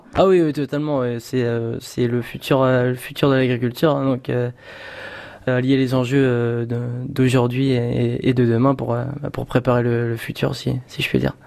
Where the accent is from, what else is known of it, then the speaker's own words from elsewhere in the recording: Laigné, Pays de la Loire, France; je suis de Laigné, donc dans le sud de Mayenne